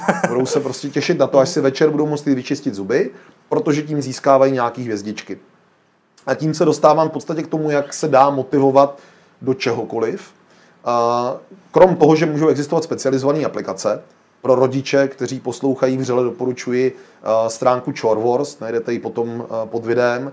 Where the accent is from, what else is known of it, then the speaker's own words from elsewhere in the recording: Czechia; my jako Češi jsme obrovský hravý národ